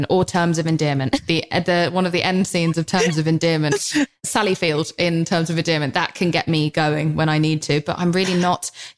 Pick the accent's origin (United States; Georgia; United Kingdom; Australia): United Kingdom; England; I'm English